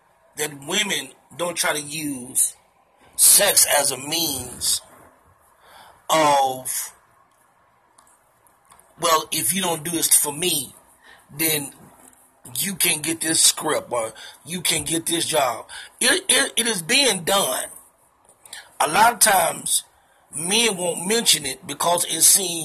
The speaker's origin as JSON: {"language": "English", "town": "Chicago", "region": "Illinois", "country": "United States", "said": "I'm from the Chi."}